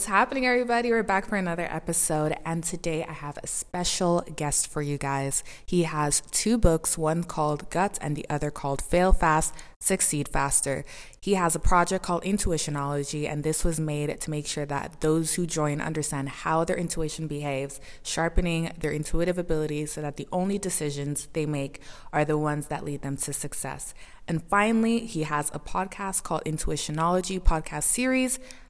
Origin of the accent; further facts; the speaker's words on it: Maryland, United States; also born or lived in United Arab Emirates / Senegal; now in Ireland; I'm Cameroonian. Both parents are from there. I was born in Maryland, raised there, the UAE and Senegal. And now I'm in Ireland.